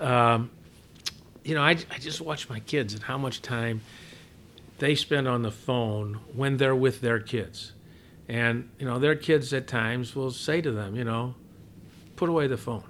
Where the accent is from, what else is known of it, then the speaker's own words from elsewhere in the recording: Southern Illinois, United States; moved away as an adult; also born or lived in Chicago; growing up in Southern Illinois